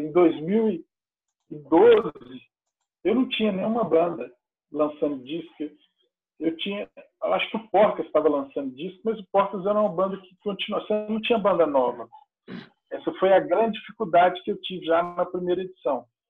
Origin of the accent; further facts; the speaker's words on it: Patos de Minas, Minas Gerais, Brazil; moved away as an adult; now in Uberlândia, Brazil; eu sou de Patos de Minas, é uma cidade próxima a Uberlândia